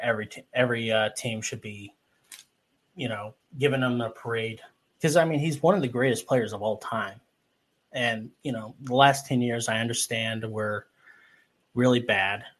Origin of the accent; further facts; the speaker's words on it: Texas, United States; I'm from Texas, Texas